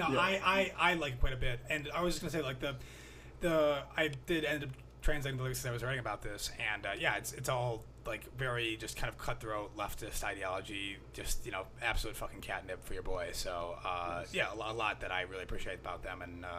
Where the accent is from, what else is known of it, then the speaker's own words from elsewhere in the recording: the South, United States; grew up in the South, and there are a lot of the songs on here are really just harrowing tales from growing up in the South.